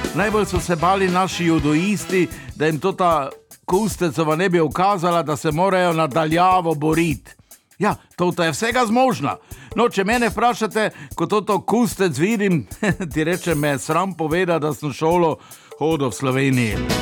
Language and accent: Slovenian; Slovenia; Slovenci smo imeli tam prvič, žal tudi zadnjič, svojo slovensko hišico